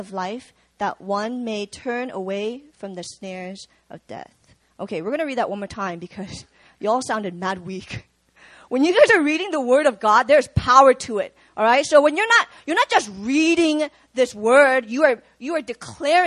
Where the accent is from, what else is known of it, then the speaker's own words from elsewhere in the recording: Virginia, United States; moved away as an adult; also born or lived in Busan, South Korea; now in South Korea; I grew up in Virginia